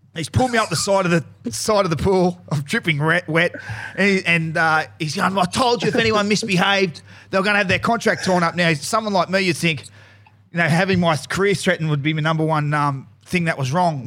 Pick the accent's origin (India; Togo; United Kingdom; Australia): Australia; Newcastle, New South Wales; I, I come from Newcastle